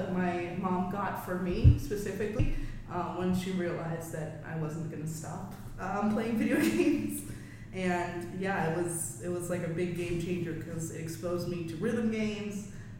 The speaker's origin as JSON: {"language": "English", "town": "New York City", "region": "New York", "country": "United States", "tie": "born or raised there", "said": "So I'm born and raised in the South Bronx"}